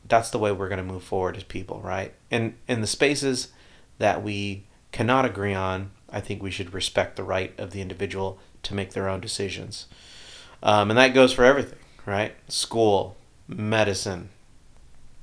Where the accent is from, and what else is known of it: Texas, United States